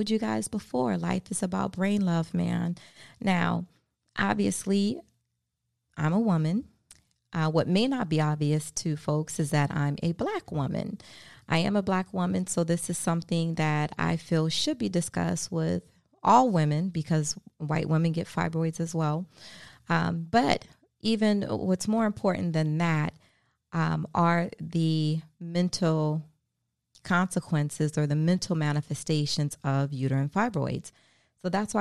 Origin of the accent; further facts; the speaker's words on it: Baltimore, Maryland, United States; moved away as an adult; now in South Florida, United States; my home state, my hometown, from Baltimore, Maryland.